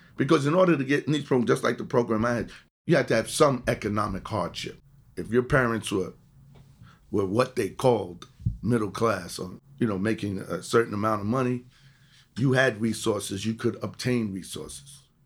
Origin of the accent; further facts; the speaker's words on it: New York City, New York, United States; also born or lived in Jamaica, Queens; I was born in Jamaica, Queens, moved to the Bronx, grew up in, uh, Eden Wall Projects.